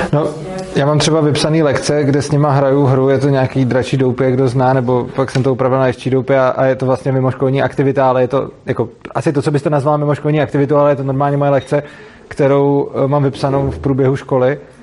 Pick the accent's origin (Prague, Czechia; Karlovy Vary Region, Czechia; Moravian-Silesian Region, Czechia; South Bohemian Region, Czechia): Prague, Czechia; jsem z Prahy a jezdím do Ješka